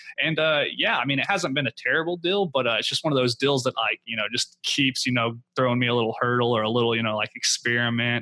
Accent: Oklahoma, United States; now in Houston, United States; I currently live in Houston, Texas. I'm from Oklahoma. That's my home market.

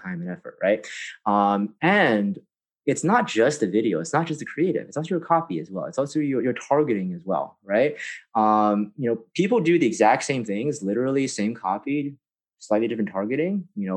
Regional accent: San Francisco, California, United States; I grew up in San Francisco

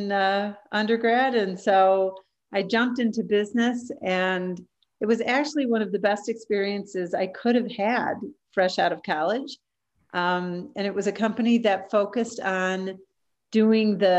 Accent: Chicago, Illinois, United States; moved away as an adult; also born or lived in Tampa, Florida; I'm originally from Chicago

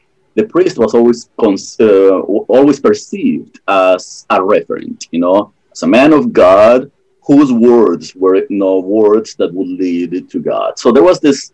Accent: Colombia; moved away; I grew up in Colombia, South America

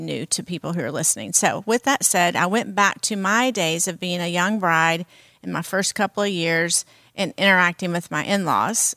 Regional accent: the South, United States; I'm from the South, and we have certain cultural, um, things that we eat

